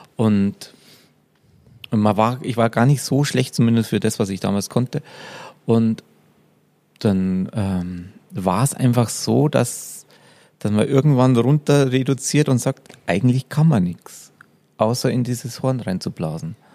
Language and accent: German; Upper Palatinate, Bavaria, Germany; Ich komme aus der Oberpfalz